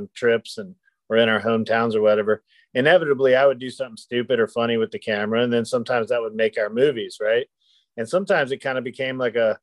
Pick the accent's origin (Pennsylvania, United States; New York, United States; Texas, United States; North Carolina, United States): North Carolina, United States; Kitty Hawk; moved away as an adult; I've made my way back to my hometown of Kitty Hawk, North Carolina